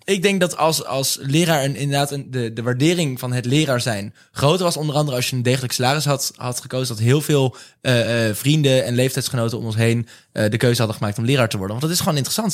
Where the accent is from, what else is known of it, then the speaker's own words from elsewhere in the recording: The Hague, South Holland, Netherlands; ik kom zelf uit Den Haag natuurlijk